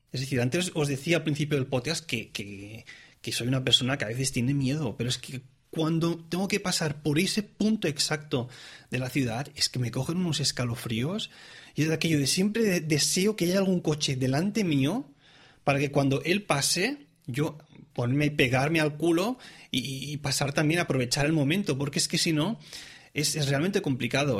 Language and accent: Spanish; Tarragona, Catalonia, Spain; moved away as an adult; also born or lived in Reus; now in Zurich, Switzerland; soy oriundo eh, de, de, la comunidad autónoma de Cataluña, es decir, soy catalán, nací en, en, Reus, pero digamos que soy de Tarragona